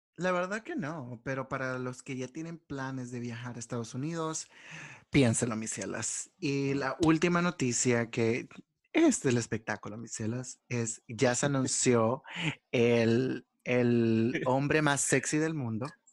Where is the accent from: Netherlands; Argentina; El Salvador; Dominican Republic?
El Salvador; nosotros como salvadoreños